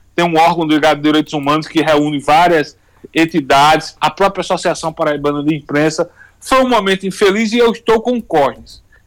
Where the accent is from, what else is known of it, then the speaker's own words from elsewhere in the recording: Brazil; como brasileiro